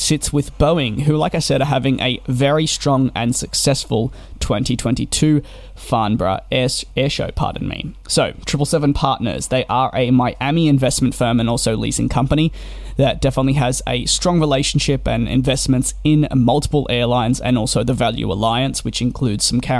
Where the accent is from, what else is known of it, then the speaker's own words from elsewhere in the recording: Australia; Being Australian myself